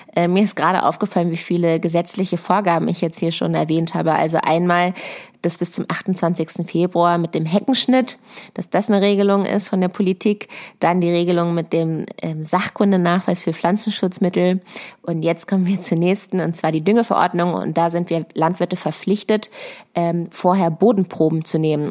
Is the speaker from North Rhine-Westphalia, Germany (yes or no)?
no; Lower Saxony, Germany; also born or lived in Berlin; bei uns in Niedersachsen auf einem Ackerbaubetrieb.